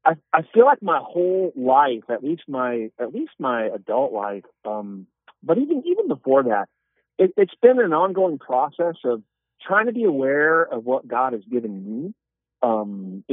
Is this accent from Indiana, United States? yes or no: yes; South Bend, Indiana, United States; I grew up in Northern Indiana, South Bend, Indiana